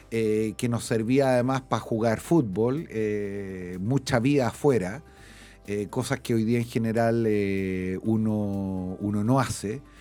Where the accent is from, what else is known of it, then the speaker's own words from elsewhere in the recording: Santiago, Santiago Metropolitan, Chile; born there; Eh, yo nací en un departamento, eh, nací en la clínica Santa María